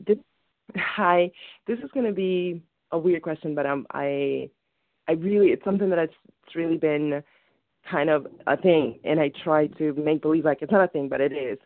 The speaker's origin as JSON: {"language": "English", "country": "Dominican Republic", "moved": "yes", "lives_now": "Westchester, United States", "said": "I'm Dominican. I'm from the Dominican Republic"}